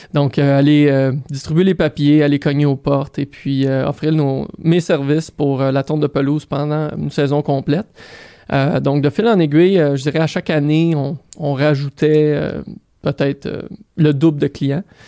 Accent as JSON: {"language": "French", "town": "Saint-Lambert", "region": "Quebec", "country": "Canada", "tie": "born or raised there", "also_born_or_lived": "Greenfield Park, Quebec", "said": "Je suis né, euh, je suis né à Greenfield Park, à l'hôpital Charlemagne. Euh, j'ai grandi à Saint-Lambert"}